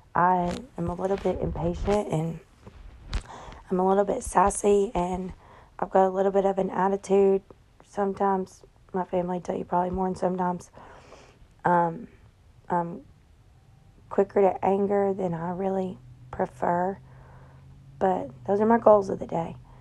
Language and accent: English; Tennessee, United States; I'm from Tennessee